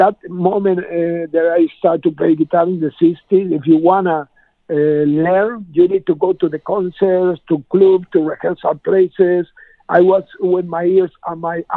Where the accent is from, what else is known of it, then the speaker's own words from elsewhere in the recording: Argentina; now in Spain; I was learned to play the blues when I was a kid in Argentina, because I was born in Spain, but my parents moved to Latin America when I was 9 years